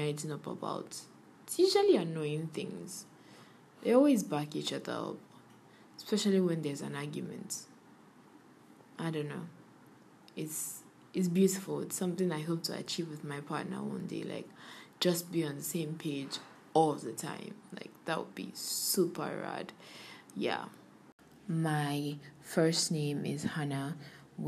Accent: Kogi, Nigeria; now in Lagos, Nigeria; I am from Kogi State and I'm based in Lagos.

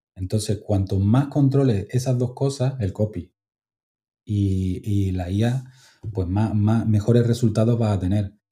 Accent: Málaga, Andalusia, Spain; also born or lived in Altea; yo estoy en Málaga

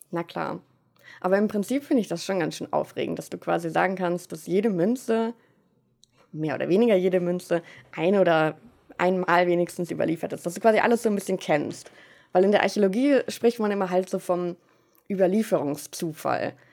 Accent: Germany; moved away as an adult; also born or lived in Münster; now in Vienna, Austria; dass ich Deutsche bin

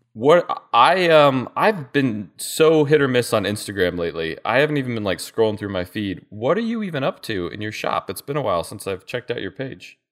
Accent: Arizona, United States; moved away; I grew up in Arizona

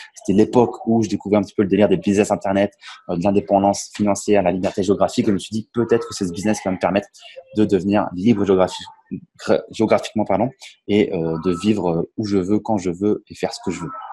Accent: Champagne, Grand Est, France; moved away as an adult; now in Tallinn, Estonia; Je suis originaire de la Champagne en France. Et aujourd'hui, expatrié en Estonie à Tallinn

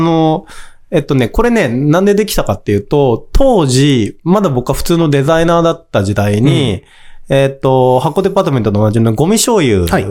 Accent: Kanto, Japan; 僕もやっぱり関東の生まれなので、東海の生まれじゃない

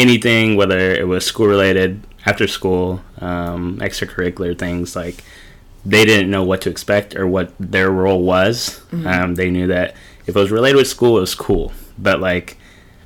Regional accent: Portland, Oregon, United States; also born or lived in San Diego, California; I'm from Portland. Been here 25 years now.

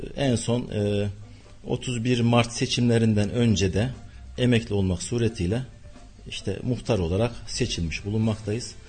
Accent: Gülşehir, Nevşehir, Turkey; moved away as an adult; now in Kayseri, Turkey; 1972 Nevşehir doğumluyum. Nevşehir ili Gülşehir ilçesi doğumluyum. Ee, ilk e, orta ve liseyi Gülşehir'de okudum

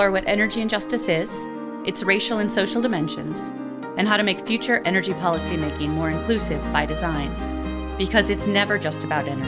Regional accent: Lahore, Punjab, Pakistan; moved away as an adult; So I'm from Lahore.

